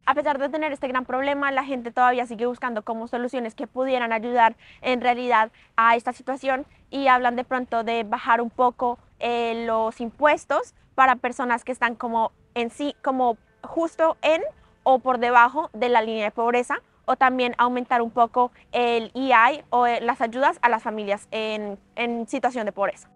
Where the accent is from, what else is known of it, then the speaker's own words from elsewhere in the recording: Colombia; moved away as an adult; also born or lived in Prince Edward Island, Canada; now in Canada; yo soy una colombiana en Canadá